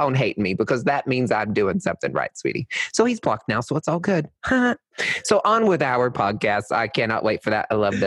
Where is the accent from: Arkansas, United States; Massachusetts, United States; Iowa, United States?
Arkansas, United States; I'm from Arkansas